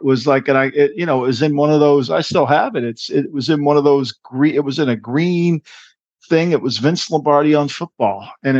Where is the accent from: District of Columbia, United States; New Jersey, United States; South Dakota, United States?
New Jersey, United States; Ocean City; I'm a young kid growing up in South Jersey here in Ocean City.